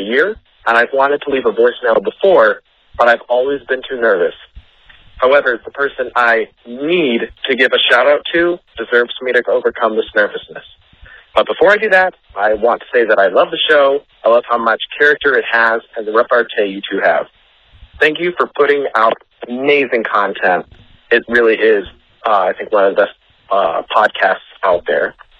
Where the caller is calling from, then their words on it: Bel Air, Maryland, United States; I'm calling from Bel Air, Maryland.